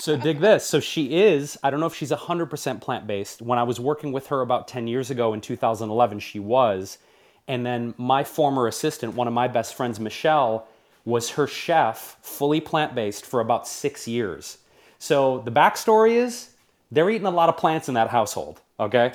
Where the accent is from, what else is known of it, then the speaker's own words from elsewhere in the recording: Detroit, Michigan, United States; moved away; growing up in Detroit, which always has my heart as my home city